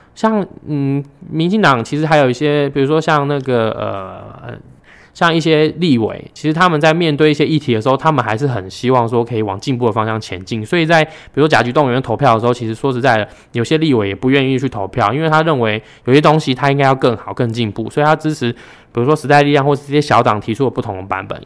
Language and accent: Chinese; Yilan County, Taiwan; 我们宜兰人